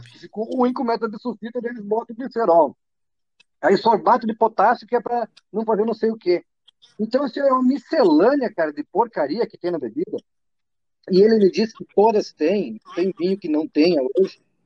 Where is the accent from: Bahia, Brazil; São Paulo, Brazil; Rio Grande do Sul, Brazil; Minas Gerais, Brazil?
Rio Grande do Sul, Brazil; interior of; also born or lived in Porto Alegre; a minha cidade é no interior, na fronteira do Rio Grande do Sul